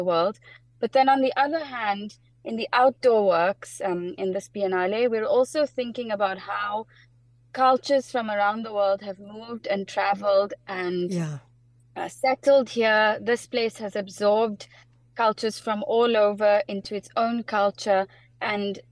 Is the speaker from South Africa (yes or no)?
yes; South Africa; also born or lived in United Kingdom; I'm South African, born and bred